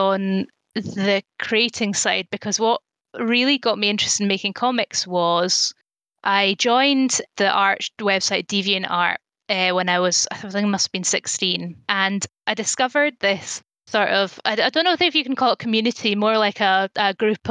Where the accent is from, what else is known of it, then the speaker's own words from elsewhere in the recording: Elgin, Scotland, United Kingdom; also born or lived in Cheddar, England / Dunblane, Scotland / Glasgow, Scotland; I grew up in Elgin, which is a town to the north of Scotland, not far from Inverness